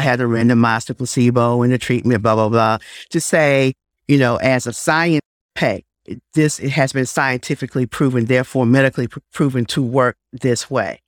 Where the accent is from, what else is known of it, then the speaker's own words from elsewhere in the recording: Blue Ridge Mountains, Virginia, United States; moved away as an adult; also born or lived in Nelson County, Virginia / Chapel Hill, North Carolina; now in Greensboro, United States; I hail from the Blue Ridge Mountains of Winjana, Virginia